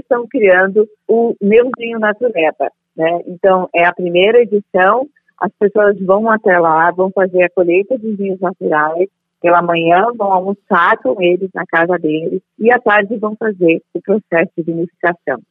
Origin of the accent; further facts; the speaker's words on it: Bento Gonçalves, Rio Grande do Sul, Brazil; also born or lived in Monte Belo do Sul; eu sou do interior de Bento Gonçalves na época, nasci né? Bento Gonçalvense mas hoje, como se emancipou, é Santa Teresa município